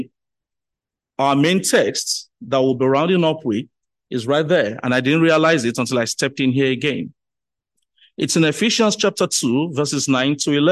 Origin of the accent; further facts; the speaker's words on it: Lagos, Nigeria; I was born and bred in Lagos